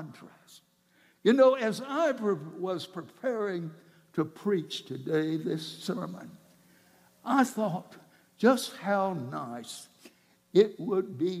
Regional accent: South Georgia, United States; I grew up down in South Georgia

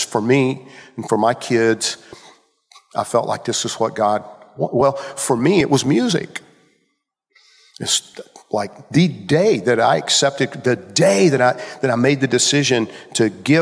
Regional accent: Georgia, United States; I grew up in Georgia

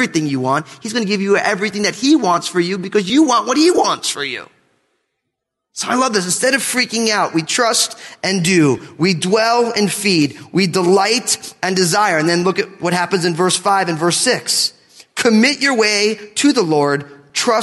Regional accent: United States

